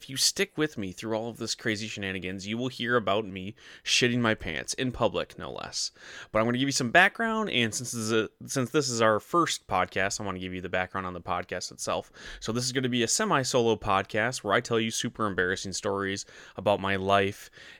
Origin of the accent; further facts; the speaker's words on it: Michigan, United States; I grew up in Northern Michigan. There was nothing else to do but watch TV.